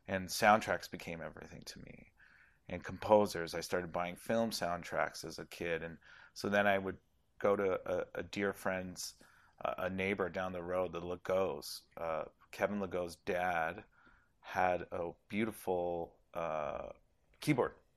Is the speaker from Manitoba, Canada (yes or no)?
no; Toronto, Ontario, Canada; I'm from Toronto